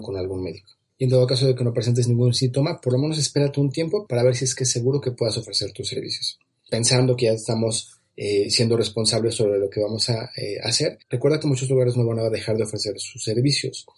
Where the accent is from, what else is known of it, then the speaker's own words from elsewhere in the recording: Mexico; en mi país, aquí en México